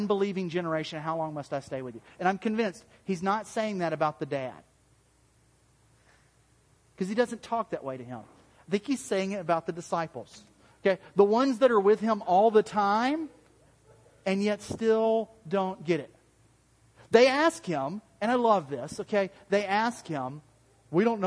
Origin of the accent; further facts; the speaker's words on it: the South, United States; accent: southern; my southern accent